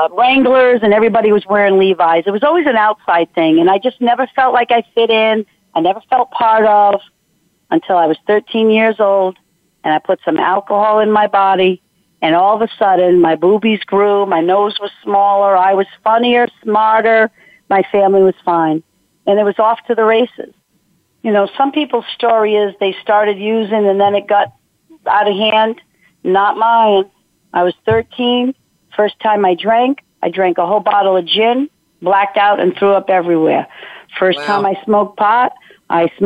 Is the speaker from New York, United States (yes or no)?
no; Rhode Island, United States; born and raised in Rhode Island, wonderful parents